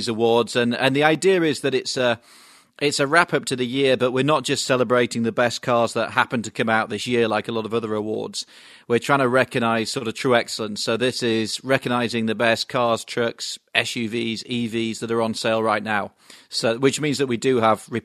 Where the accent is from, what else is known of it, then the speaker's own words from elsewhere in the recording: United Kingdom; now in Los Angeles, United States; I'm a British guy with a French wife and an American baby